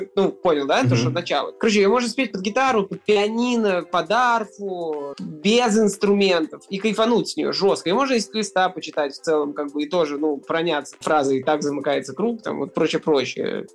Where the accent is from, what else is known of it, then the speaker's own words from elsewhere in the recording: Saint Petersburg, Russia; Я артист, музыкант из Петербурга